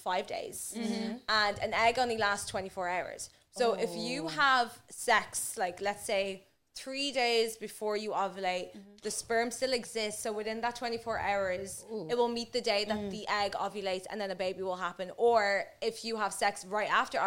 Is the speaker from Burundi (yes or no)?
yes; Burundi; I'm from Burundi